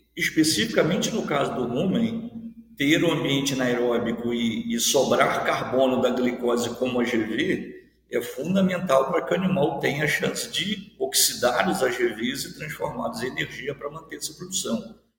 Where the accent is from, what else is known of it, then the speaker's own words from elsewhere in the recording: Seropédica, Rio de Janeiro, Brazil; moved away as an adult; also born or lived in Viçosa; now in Mato Grosso, Brazil; eu sou filho de servidor da universidade, é, me criei no campus